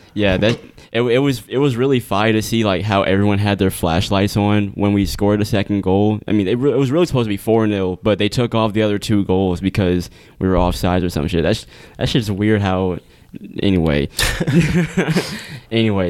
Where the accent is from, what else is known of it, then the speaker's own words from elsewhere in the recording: United States; we're American